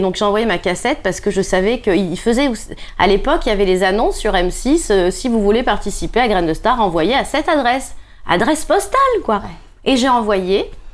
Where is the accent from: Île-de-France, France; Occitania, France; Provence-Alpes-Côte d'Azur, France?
Provence-Alpes-Côte d'Azur, France; Nice; je suis niçoise